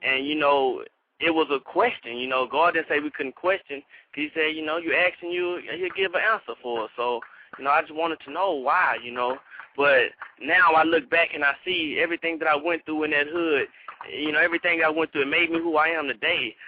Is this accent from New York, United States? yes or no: no; Houston, Texas, United States; I'm from Third Ward, Houston, Texas